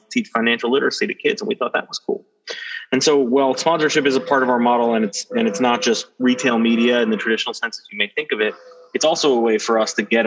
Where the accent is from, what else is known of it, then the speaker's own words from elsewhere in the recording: New York, United States; I grew up in New York